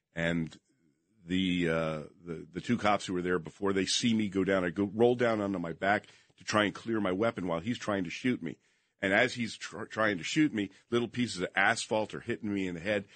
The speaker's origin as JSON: {"language": "English", "town": "Princeton", "region": "New Jersey", "country": "United States", "tie": "born or raised there", "also_born_or_lived": "Las Vegas, Nevada", "moved": "as an adult", "said": "Princeton was my hometown, so I knew everybody there"}